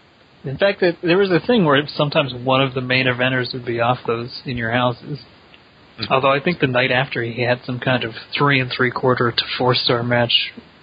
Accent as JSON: {"language": "English", "town": "Pittsburgh", "region": "Pennsylvania", "country": "United States", "tie": "born or raised there", "said": "My hometown."}